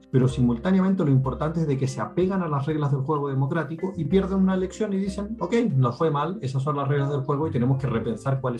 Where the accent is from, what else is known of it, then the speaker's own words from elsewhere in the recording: Chile; Pinochet en Chile, el país de donde yo vengo